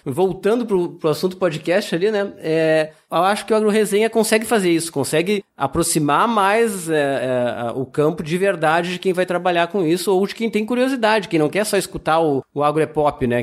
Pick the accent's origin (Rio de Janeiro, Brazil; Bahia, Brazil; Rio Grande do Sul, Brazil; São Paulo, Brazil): Rio Grande do Sul, Brazil; moved away; Eu vim do Rio Grande do Sul, um estado agrícola que todo mundo conhece.